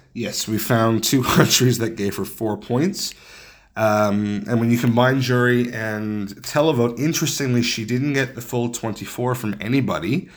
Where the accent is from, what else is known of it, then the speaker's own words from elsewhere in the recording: Canada; when Canadians travel